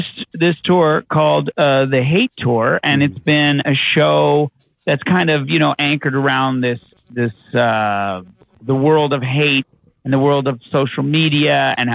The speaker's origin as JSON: {"language": "English", "region": "Newfoundland and Labrador", "country": "Canada", "said": "a Newfoundlander who grew up beige"}